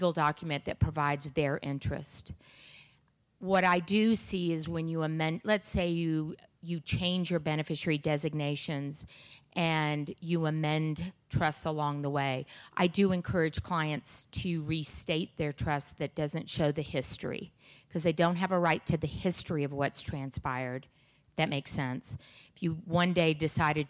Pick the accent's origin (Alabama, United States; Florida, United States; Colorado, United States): Colorado, United States; Aspen; I grew up in Aspen